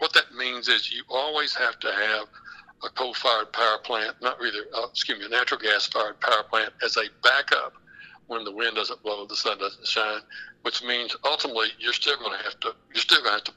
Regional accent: West Texas, United States; I'm actually from the Permian Basin. I'm from West Texas

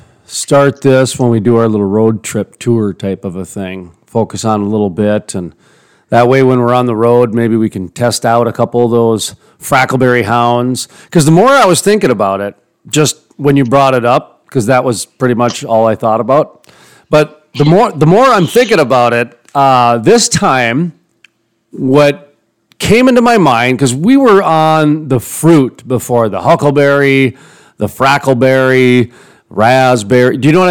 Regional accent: Dakota, United States; Boy, can't tell I'm from Dakota, can you? Black Hills.

